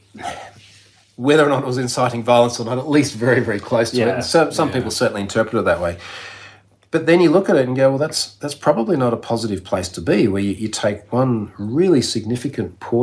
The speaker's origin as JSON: {"language": "English", "country": "Australia", "also_born_or_lived": "London", "said": "as an Australian"}